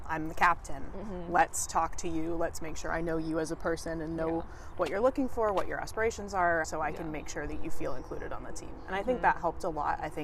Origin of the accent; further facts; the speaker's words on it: Sammamish, Washington, United States; I'm from Seattle-ish. Mm-hmm. I'm from like 40 minutes outside of Seattle. I live in a city called Sammamish